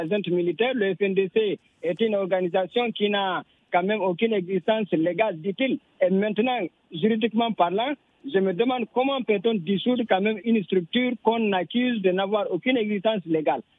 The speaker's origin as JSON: {"language": "French", "country": "Guinea", "said": "en tant que Guinéen"}